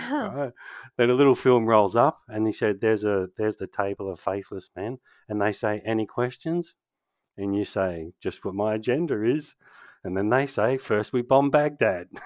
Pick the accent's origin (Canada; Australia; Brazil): Australia; Canberra, Australian Capital Territory; now in Western Australia, Australia; I grew up in Canberra